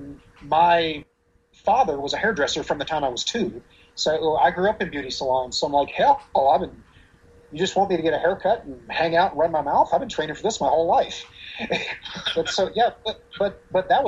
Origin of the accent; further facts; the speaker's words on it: Roanoke, Virginia, United States; I was born and raised in Roanoke, Virginia